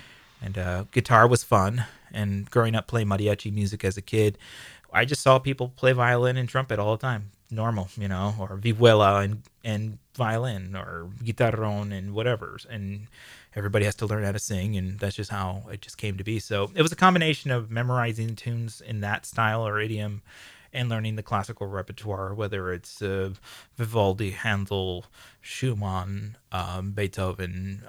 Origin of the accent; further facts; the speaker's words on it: San Diego, California, United States; No, I'm from here. I'm from San Diego.